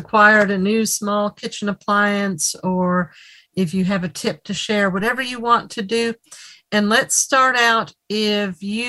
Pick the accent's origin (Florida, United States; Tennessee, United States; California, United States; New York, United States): Tennessee, United States; I'm from Tennessee